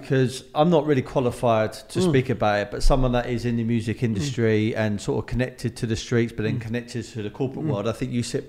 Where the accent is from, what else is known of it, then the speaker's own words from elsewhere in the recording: London, United Kingdom; also born or lived in Bromley; I'm from London, right? I'm from South London originally. Tulse Hill, family from Brixton, Dulwich, you know, Crystal Palace, etc. Yeah. And then vented out into like more down than Bromley Way, etc.